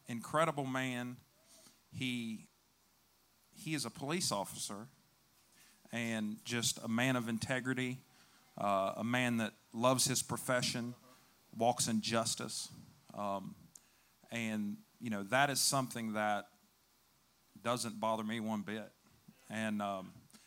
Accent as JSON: {"language": "English", "region": "West Virginia", "country": "United States", "tie": "born or raised there", "also_born_or_lived": "Chicago, Illinois", "said": "So I went from downtown Chicago to the sticks of West Virginia"}